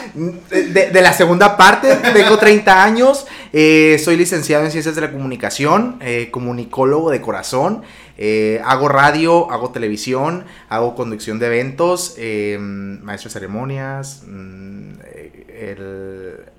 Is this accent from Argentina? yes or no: no; Magdalena de Kino, Sonora, Mexico; moved away as an adult; now in Hermosillo, Mexico; soy originario de Magdalena de Quino